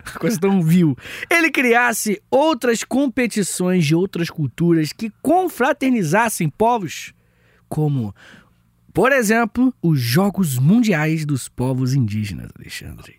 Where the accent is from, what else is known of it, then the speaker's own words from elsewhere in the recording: Angra dos Reis, Rio de Janeiro, Brazil; Eu sou de Angra